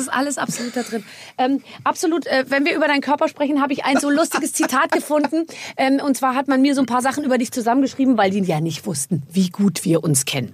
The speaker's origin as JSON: {"language": "German", "town": "Munich", "region": "Bavaria", "country": "Germany", "tie": "born or raised there", "said": "ich bin ja auch aus München"}